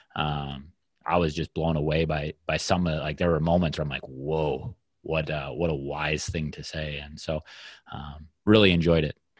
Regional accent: Minnesota, United States; the culture around the sport in my hometown

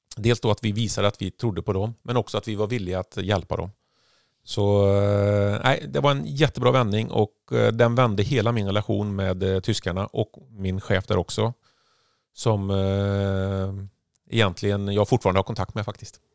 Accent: Sweden; moved away; som enda svensk

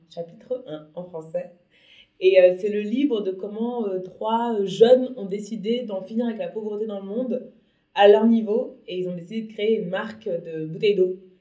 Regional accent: Paris, Île-de-France, France; moved away; also born or lived in abroad; j'habite à Paris, enfin je suis née à Paris, j'ai vécu une dizaine d'années à l'étranger

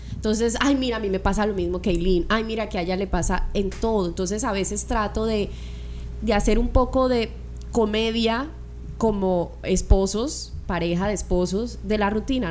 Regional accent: Colombia; now in Miami, United States; estoy con el corazón en Colombia y estoy con el cuerpo acá en Miami

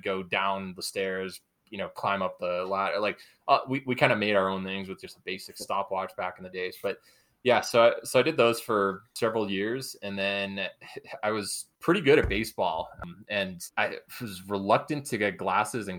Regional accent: New Hampshire, United States; I grew up in New Hampshire

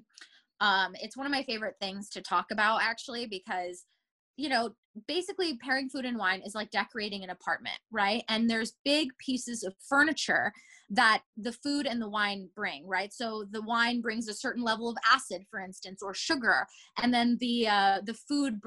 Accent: Japan; now in Los Angeles, United States; I was born in Japan. And so I would always go back home to Japan to visit my family

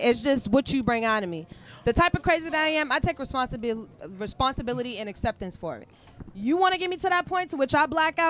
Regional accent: Boston, Massachusetts, United States; I grew up in Boston.

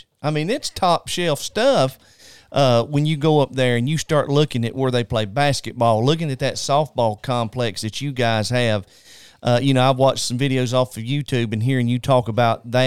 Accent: North Carolina, United States; I'm originally from North Carolina

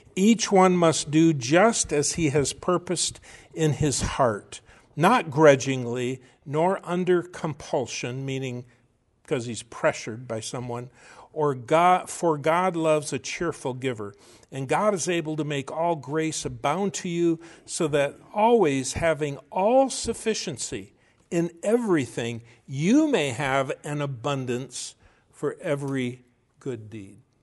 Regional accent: United States; as Americans and as American Christians

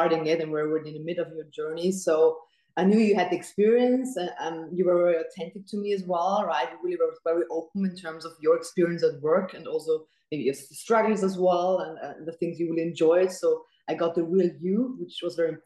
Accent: Austria; moved away as an adult; also born or lived in Dubai; I wanted to stay in my home country

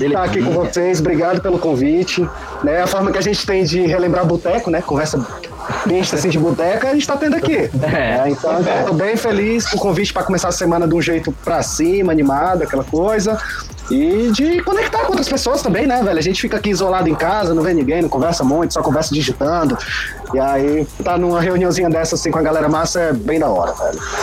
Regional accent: Fortaleza, Ceará, Brazil; now in Curitiba, Brazil; Eu sou natural de Fortaleza, cearense, mas hoje moro em Curitiba

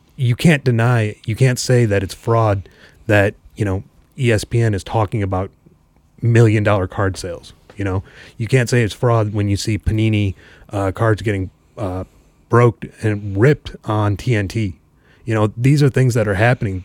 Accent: Chicago, Illinois, United States; I grew up in Chicago

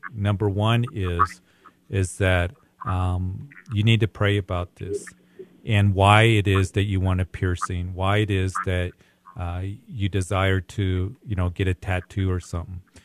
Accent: Widefield, Colorado, United States; I grew up in the Whitefield area.

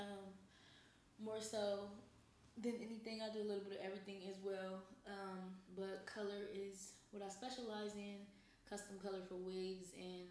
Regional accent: Columbus, Ohio, United States; now in Texas, United States; I'm from Ohio as well. From Columbus, Ohio, to be more specific.

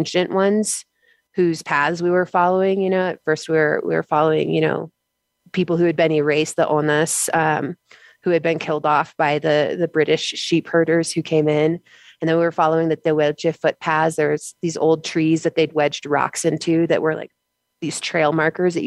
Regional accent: United States

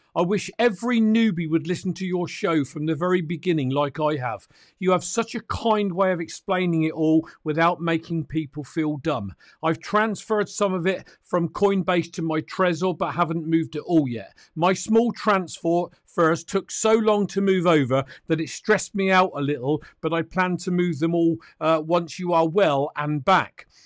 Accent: United Kingdom; I'm a Brit

